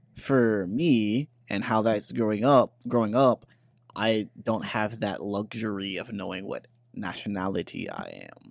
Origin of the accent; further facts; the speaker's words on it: Memphis, Tennessee, United States; accent: Memphis; moved away as an adult; that's my hometown.